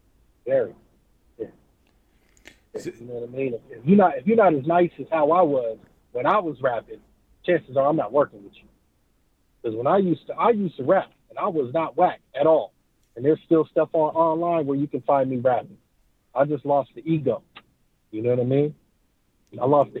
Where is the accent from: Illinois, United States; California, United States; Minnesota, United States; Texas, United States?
California, United States; Oceanside; one, I'm not from San Diego. I don't rep San Diego. And a lot of cats from San Diego, they don't consider Oceanside San Diego.